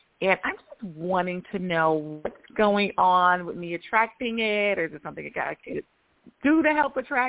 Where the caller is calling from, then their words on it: Georgia, United States; from Georgia.